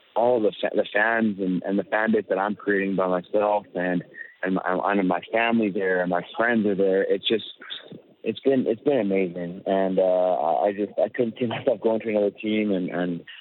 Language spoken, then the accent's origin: English; Winnipeg, Manitoba, Canada; my hometown